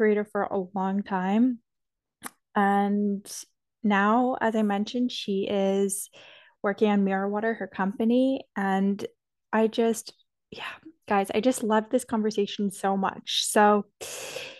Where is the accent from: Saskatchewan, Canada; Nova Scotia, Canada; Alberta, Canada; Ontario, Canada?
Ontario, Canada; Toronto; moved away; where I grew up in Toronto